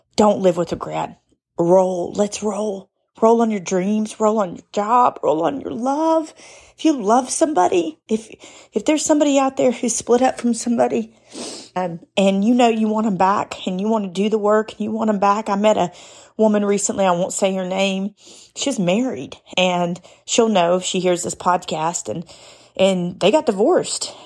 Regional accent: United States; I'm an American.

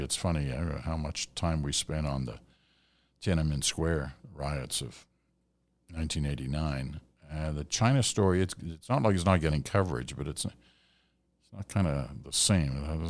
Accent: St. John's, Newfoundland and Labrador, Canada; also born or lived in Bell Island / British Columbia; now in Northwest Territories, Canada; As I said, I'm from Belle Island, Newfoundland, grew up in St. John's, and went to Memorial University there.

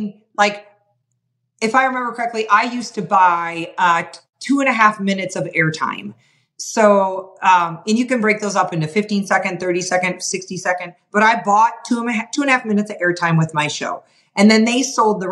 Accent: Wisconsin, United States; moved away as an adult; also born or lived in Montana; I was from Wisconsin

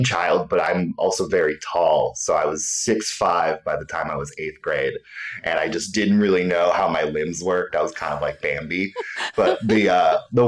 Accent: Big Rapids, Michigan, United States; now in Chicago, United States; growing up in Michigan

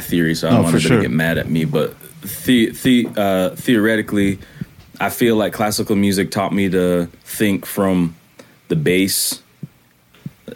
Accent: Canada; accent: Canadian patois; now in Charlotte, United States

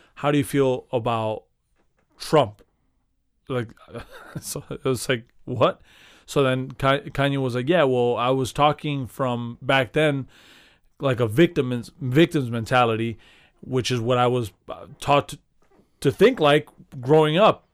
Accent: Chicago, Illinois, United States; being a Chicagoan

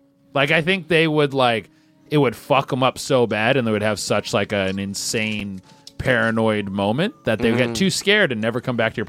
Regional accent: Canada; I'm from Canada.

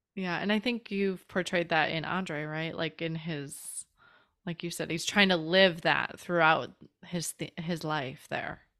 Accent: Chicago, Illinois, United States; from Chicago

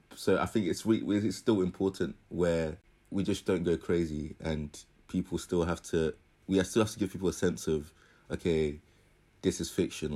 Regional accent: United Kingdom; we're British

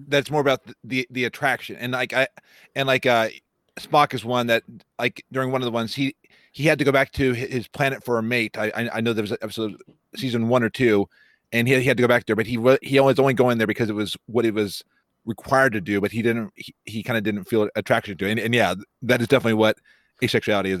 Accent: Dublin, Ohio, United States; I am from Dublin, Ohio.

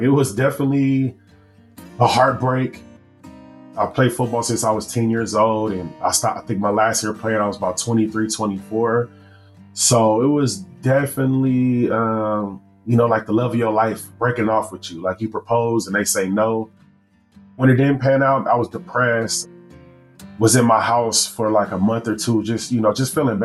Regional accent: Los Angeles, California, United States; also born or lived in Washington, D.C.; I am from Los Angeles, California. I was born in Washington, D.C., but raised in Southern California.

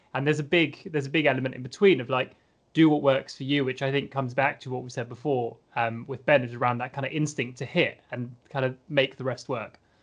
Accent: Scotland, United Kingdom; as a Scottish fencer, having been fencing in Scotland for a while

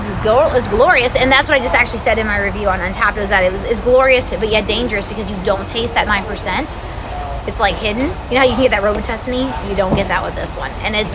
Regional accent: Georgia, United States; moved away; I'm from Georgia

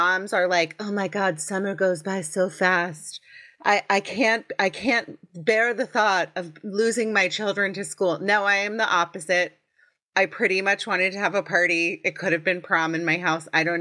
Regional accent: Potomac, Maryland, United States; I'm from Potomac, Maryland.

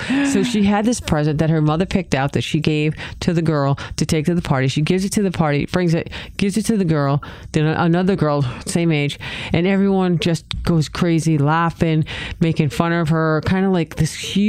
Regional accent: New England, United States; accent: New England; This is my New England accent.

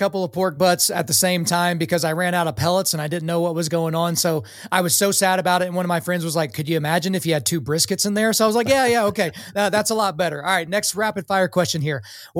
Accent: Oklahoma, United States; moved away as an adult; also born or lived in New York City; I swear I grew up in Oklahoma

